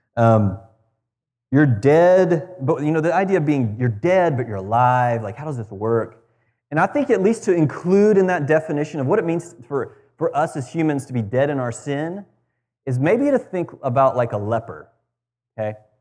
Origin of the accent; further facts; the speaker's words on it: United States; as an American